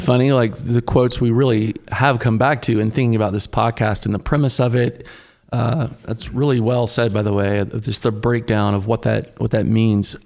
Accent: Tennessee, United States; I grew up in Tennessee, sort of, I'd say a son of the South

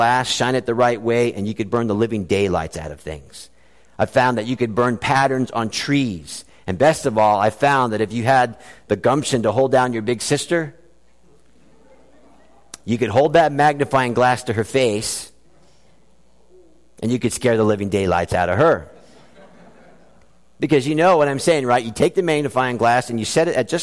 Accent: South Florida, United States; when I was a child growing up in South Florida

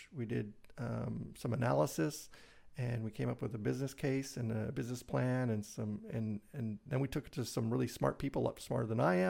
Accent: Brighton, Michigan, United States; Yeah, Brighton area.

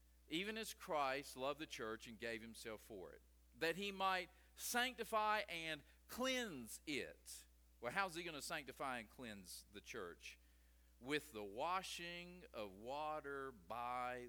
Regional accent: West Virginia, United States; I'm from West Virginia

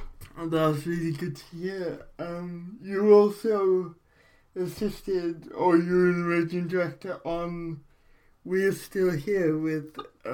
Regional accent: Port Talbot, Wales, United Kingdom; I'm from Port Talbot, so it has been a way of life here for so many years.

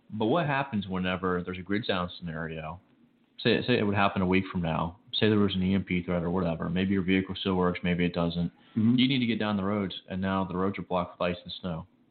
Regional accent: Chicago, Illinois, United States; moved away; I grew up in Chicago.

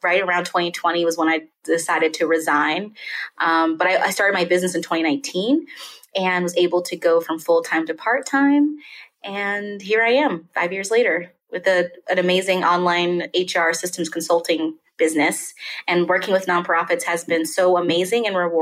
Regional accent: Westport, Kentucky, United States; moved away as an adult; now in Denver, United States; I'm originally from a small town called Westport, Kentucky, and I loved it. I had a great life. My parents are still there in the same house

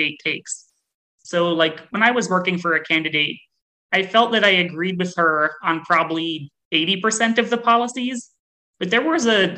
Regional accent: New Jersey, United States; I grew up in New Jersey in a town that was about 60% Democratic and 40% Republican

